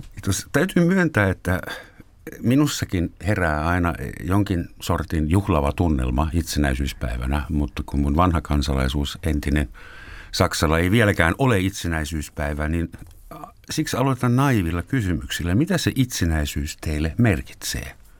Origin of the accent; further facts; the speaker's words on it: Finland; me tulemme Nokia-maasta